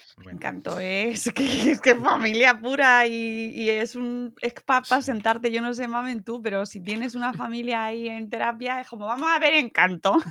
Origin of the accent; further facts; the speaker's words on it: Spain; la familia aquí en España, que somos muy familia nuclear